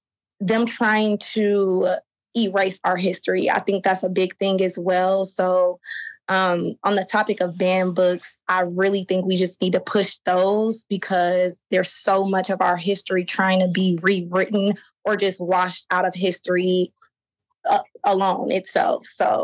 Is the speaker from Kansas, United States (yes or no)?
yes; Kansas City, Kansas, United States; now in Minneapolis, United States; I live in Minneapolis, Minnesota right now, but I'm from Kansas City, Kansas.